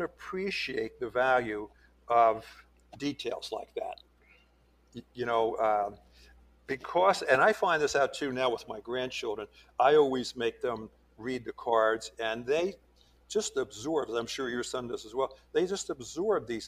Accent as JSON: {"language": "English", "area": "Cape May County", "region": "New Jersey", "country": "United States", "tie": "born or raised there", "moved": "yes", "said": "I grew up in Cape May County, New Jersey, which is about 30 miles south of Atlantic City"}